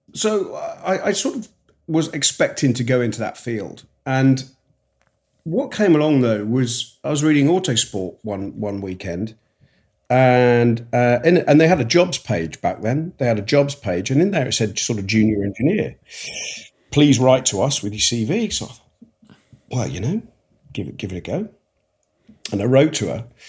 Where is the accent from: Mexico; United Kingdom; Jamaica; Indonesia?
United Kingdom; Yorkshire and the Humber; moved away; also born or lived in Kent; I grew up in the north of England and then we s, m, my father was an engineer and he took him down, took him down south. So I ended up coming right away down south from, from Yorkshire, uh, right the way down to, to Kent